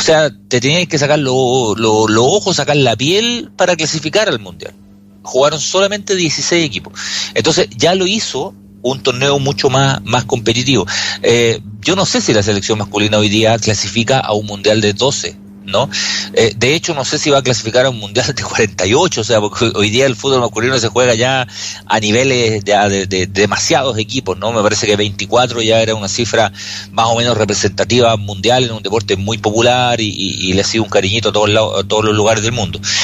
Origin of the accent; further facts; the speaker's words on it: Chile; nosotros somos chilenos